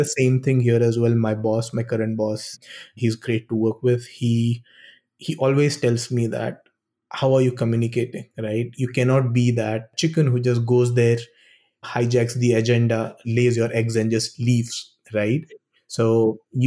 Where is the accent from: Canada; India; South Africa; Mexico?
India; moved away as an adult; I come from India